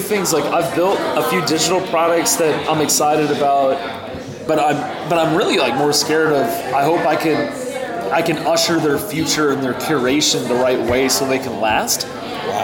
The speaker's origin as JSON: {"language": "English", "region": "Northern Virginia", "country": "United States", "tie": "born or raised there", "also_born_or_lived": "Pittsburgh, Pennsylvania", "moved": "as an adult", "lives_now": "Knoxville, United States", "said": "I grew up around Northern Virginia"}